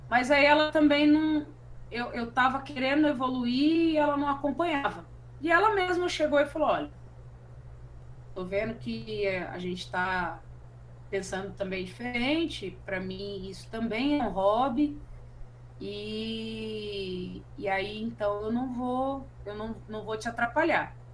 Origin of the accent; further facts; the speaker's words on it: Rondonópolis, Mato Grosso, Brazil; moved away; Eu, eu, eu me encontrei como artista depois que eu saí de Rondonópolis, por exemplo. Eu precisei sair de uma cidade para eu me enxergar como artista.